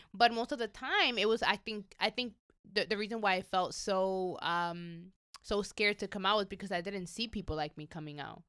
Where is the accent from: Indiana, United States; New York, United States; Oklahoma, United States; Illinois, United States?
New York, United States; English is a second language; now in Los Angeles, United States; growing up in New York, I, I, I mean, I grew up in an undocumented family